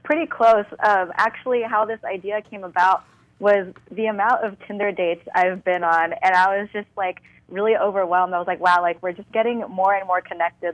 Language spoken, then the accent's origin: English; Fremont, California, United States; born and raised in the Bay, more specifically in the East Bay, Fremont.